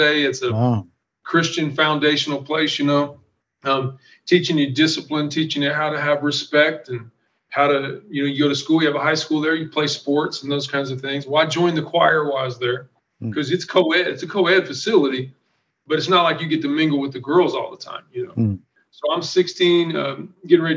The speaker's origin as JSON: {"language": "English", "town": "Franklin", "region": "Indiana", "country": "United States", "also_born_or_lived": "Muncie, Indiana", "said": "I'm from Franklin, Indiana"}